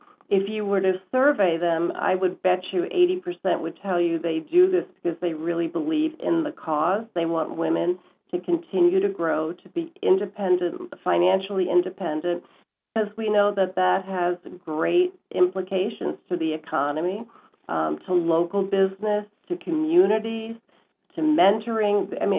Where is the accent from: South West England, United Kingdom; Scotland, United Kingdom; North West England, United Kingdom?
Scotland, United Kingdom; Glasgow; accent: Scottish; now in United States; So I came from Scotland, and I don't know if you know what the Scottish accent is like, but it's very thick.